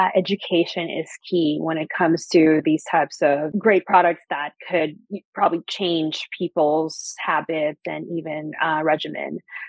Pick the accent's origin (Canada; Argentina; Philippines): Philippines; now in Los Angeles, United States; I grew up in the Philippines. Quick background, you know, I was born here in LA, but I went to school in the Philippines, and every summer I'd be here in LA.